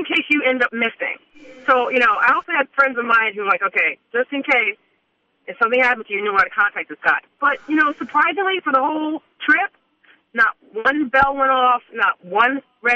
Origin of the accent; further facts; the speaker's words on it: New York City, New York, United States; I'm originally from Brooklyn, New York